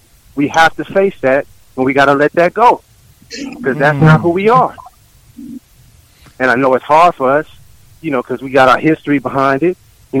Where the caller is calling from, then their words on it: Oakland, California, United States; I'm calling from Oakland, California.